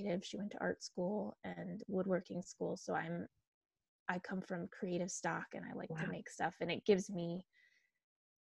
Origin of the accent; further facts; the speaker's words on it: Bloomfield, Connecticut, United States; I'm from Bloomfield, and up here we have the Prosser Public Library, and I grew up going to it.